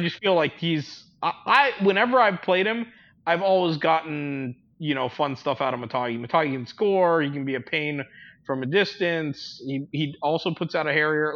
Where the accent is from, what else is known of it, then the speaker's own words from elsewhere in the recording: Hawaii, United States; I grew up in Hawaii.